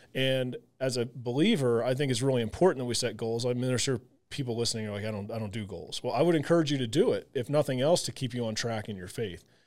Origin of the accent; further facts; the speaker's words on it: Southern Illinois, United States; I grew up in the Midwest, Southern Illinois